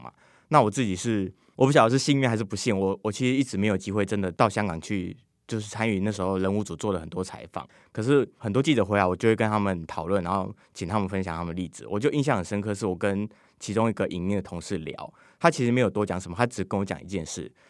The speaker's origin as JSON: {"language": "Chinese", "country": "Taiwan", "said": "就是连我们台湾人都会知道，"}